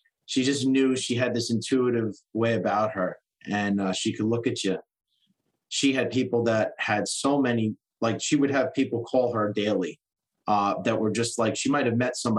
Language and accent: English; New Jersey, United States; I was born in New Jersey